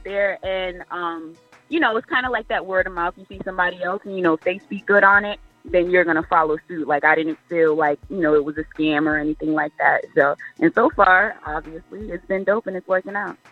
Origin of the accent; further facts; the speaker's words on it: Providence, Rhode Island, United States; now in Fayetteville, United States; I was raised um, for the majority of my life in Providence, Rhode Island